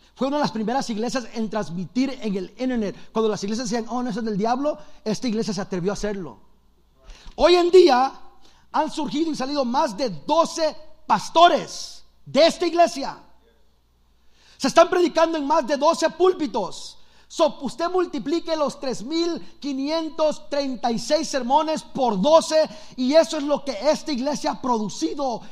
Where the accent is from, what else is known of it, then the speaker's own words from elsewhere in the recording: Los Angeles, California, United States; also born or lived in El Salvador; Soy de Los Ángeles